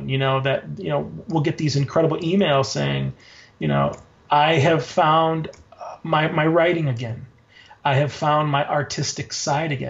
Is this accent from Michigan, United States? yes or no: yes; Traverse City, Michigan, United States; also born or lived in Chicago; now in Portland, United States; I actually am from Traverse City, Michigan, up north